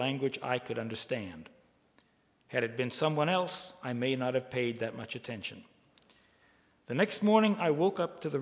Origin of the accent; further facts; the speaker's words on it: Oak Ridge, Tennessee, United States; My hometown of Oak Ridge